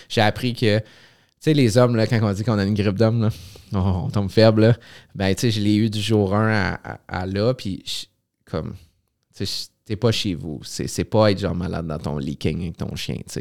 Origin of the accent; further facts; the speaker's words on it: Gatineau, Quebec, Canada; accent: Gatineau; c'est pas notre accent de Gatineau, ça.